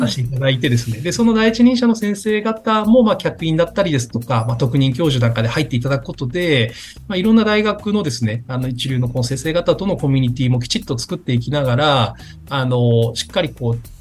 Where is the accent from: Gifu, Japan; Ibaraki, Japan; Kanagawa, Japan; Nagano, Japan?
Gifu, Japan; Takayama; 私の実は出身は岐阜県の高山